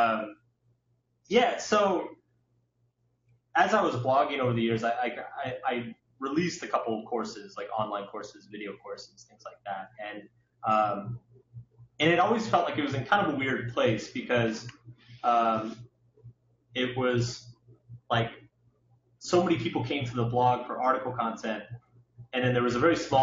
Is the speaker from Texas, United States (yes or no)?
yes; Austin, Texas, United States; now in New York, United States; I grew up in Austin